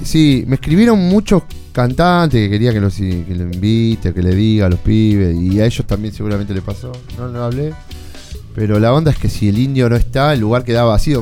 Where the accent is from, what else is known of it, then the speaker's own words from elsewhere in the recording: Buenos Aires, Argentina; yo me crié en Lugano